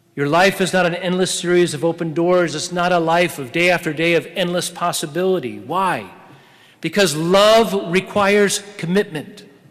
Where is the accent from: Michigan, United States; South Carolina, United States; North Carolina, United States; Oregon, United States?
Oregon, United States; I was from Oregon